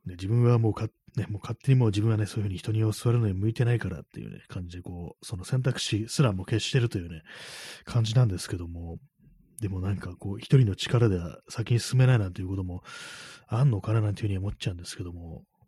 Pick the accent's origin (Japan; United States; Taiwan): Japan; Tokyo; 私東京出身ですけども